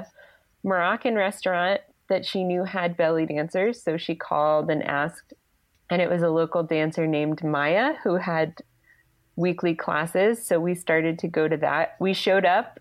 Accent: outside of Philadelphia, Pennsylvania, United States; I grew up like outside of Philadelphia.

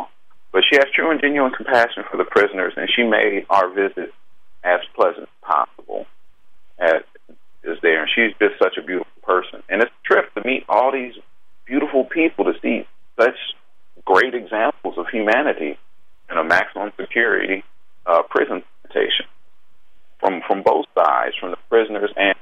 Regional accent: Berkeley, California, United States; I'm a vegan from Berkeley

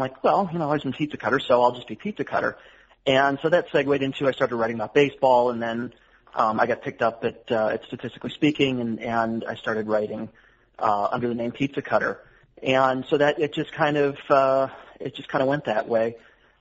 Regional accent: Cleveland, Ohio, United States; moved away as an adult; also born or lived in Chicago, Illinois; now in Atlanta, United States; I grew up in Cleveland.

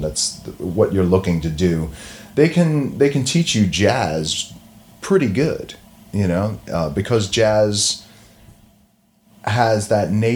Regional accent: Long Island, New York, United States; moved away as an adult; also born or lived in Boston / Connecticut; now in New York, United States; I'm originally from Long Island

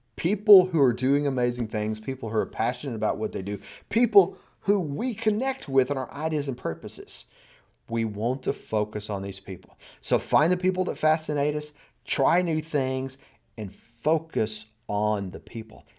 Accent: United States

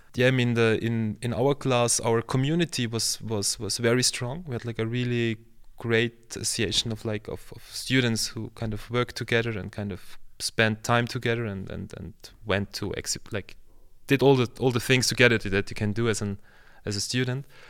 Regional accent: Vienna, Austria; also born or lived in Lower Austria; I'm from Vienna, so I was born in Vienna, and I kind of, since then I live and work in Vienna and Lower Austria

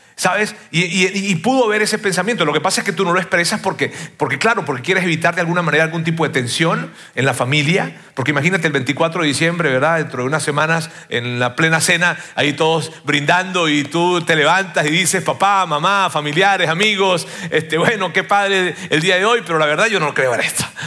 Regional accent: Venezuela; como venezolano

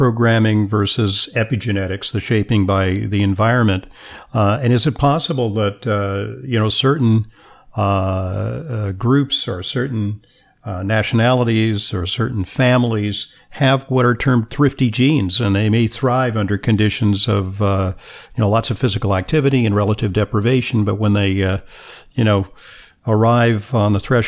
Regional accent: Los Angeles, California, United States; I'm from Los Angeles

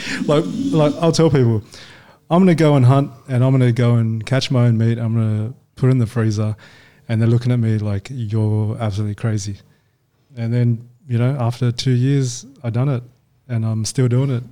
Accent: Australia; also born or lived in Hong Kong; I was born in Hong Kong. Yeah. And then um, parents um, immigrated over to Australia when I was five. Yeah. Nice. Um, and yeah, so we've been here ever since

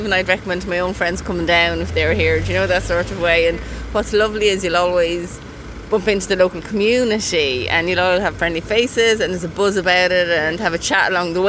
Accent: Borris, Leinster, Ireland; We're actually from Burris, from Ballymurphy.

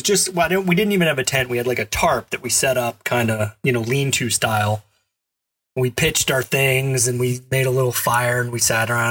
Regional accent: Alabama, United States; I grew up in Alabama, and I did some camping there

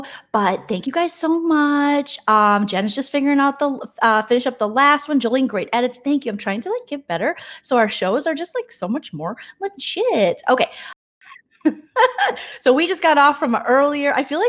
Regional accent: Midwest, United States; and we're both from the Midwest

